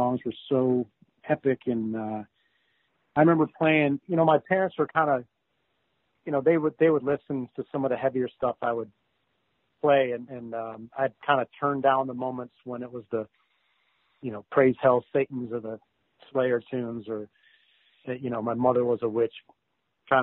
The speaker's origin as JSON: {"language": "English", "town": "Chicago", "region": "Illinois", "country": "United States", "tie": "born or raised there", "said": "I was in Chicago, so I was somewhere in between fourth and seventh grade"}